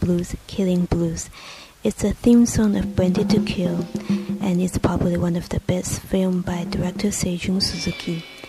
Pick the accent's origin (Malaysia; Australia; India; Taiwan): Taiwan; I'm from Taiwan.